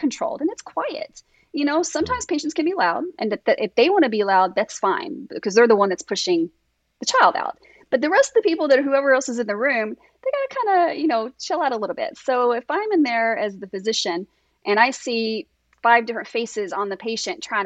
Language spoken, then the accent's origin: English; Kentucky, United States; I'm from Kentucky